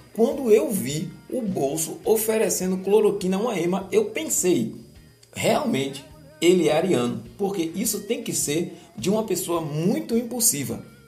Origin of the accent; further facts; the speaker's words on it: Brazil; sou brasileiro